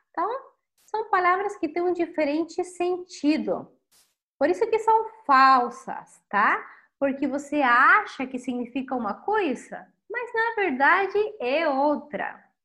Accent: Chile; Portuguese is a second language; sou chilena e a tua professora de espanhol

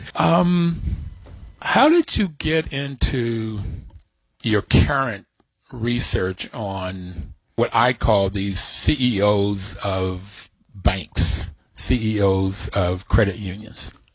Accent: Bluefield, West Virginia, United States; also born or lived in New York; I grew up in Bluefield, West Virginia, very small town

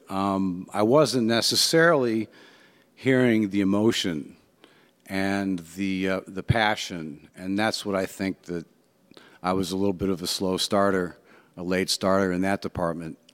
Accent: Cleveland, Ohio, United States; also born or lived in Shaker Heights, Ohio; I'm from Ohio, uh, Cleveland, Ohio. I was born, yep, rock and roll

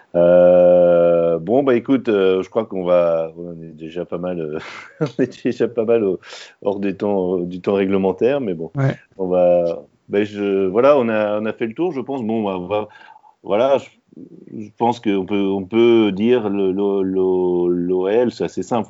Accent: France; en tant que Français

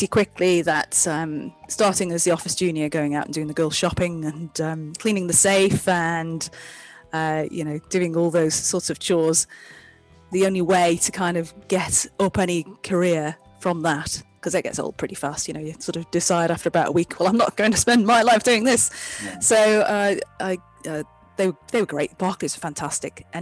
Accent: Ramsey, Isle of Man; I'm Manx, so I was born in the Isle of Man and grew up in Ramsey

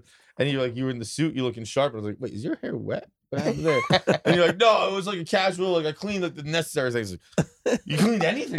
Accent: Massachusetts, United States; I'm from Massachusetts

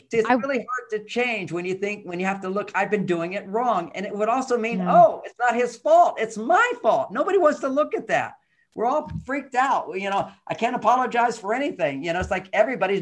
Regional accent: Texas, United States; I'm a guy growing up in Texas during the Vietnam War

